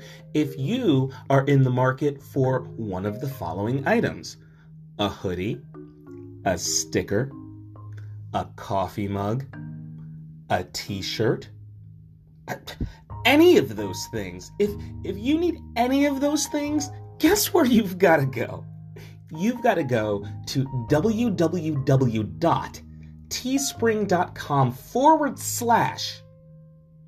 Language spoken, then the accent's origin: English; Newark, New Jersey, United States; also born or lived in Orange, New Jersey; I was primarily raised in Newark, New Jersey.